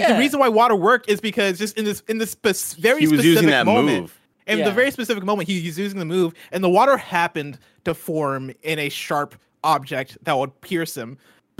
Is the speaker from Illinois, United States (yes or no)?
yes; Illinois, United States; I'm from Illinois.